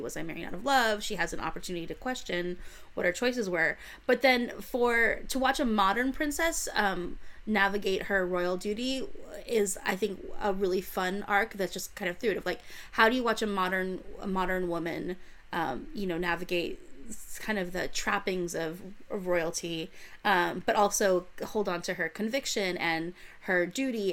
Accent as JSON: {"language": "English", "country": "United States", "said": "Being an American"}